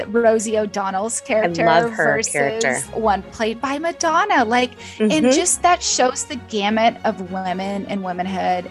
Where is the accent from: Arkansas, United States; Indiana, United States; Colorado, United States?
Arkansas, United States; Fort Smith; where I grew up in Fort Smith